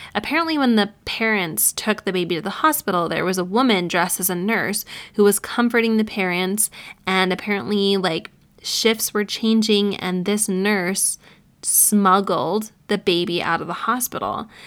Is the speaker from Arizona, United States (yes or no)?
no; Syracuse, New York, United States; my hometown in Syracuse, New York